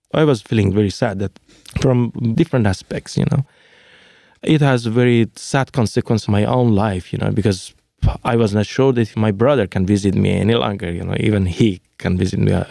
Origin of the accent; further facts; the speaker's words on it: Iran; English is a second language; moved away as an adult; also born or lived in Finland; now in Mexico; when they are asking me, "Where are you from?" and I was telling that I am Iranian